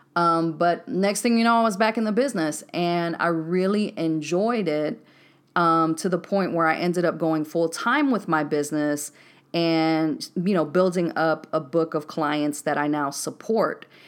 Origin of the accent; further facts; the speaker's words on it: Waco, Texas, United States; moved away as an adult; also born or lived in Decatur, Georgia; born and raised in Waco, Texas